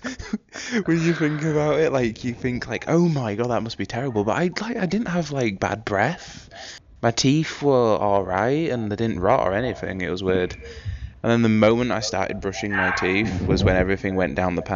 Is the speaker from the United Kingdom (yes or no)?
yes; United Kingdom; I'm British